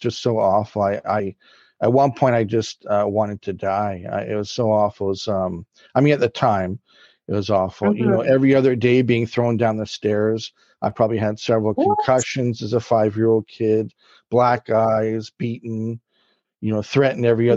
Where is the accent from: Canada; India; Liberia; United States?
Canada; Vancouver, British Columbia; I was born in Vancouver, BC, Canada